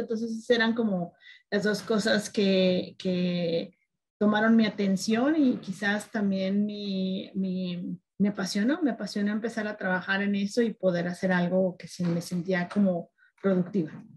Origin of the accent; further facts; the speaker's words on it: Guadalajara, Jalisco, Mexico; moved away as an adult; also born or lived in Mexico City; now in Denver, United States; Soy de Guadalajara, Jalisco, del occidente de México